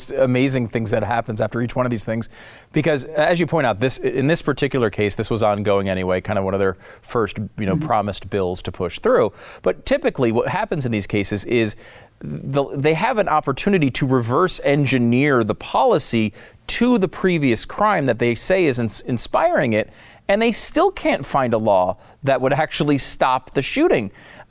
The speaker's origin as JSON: {"language": "English", "region": "Connecticut", "country": "United States", "tie": "born or raised there", "lives_now": "Texas, United States", "said": "I grew up in Connecticut. I was not a particularly we were not a big gun family. I now live in Texas, where I think it's required by law."}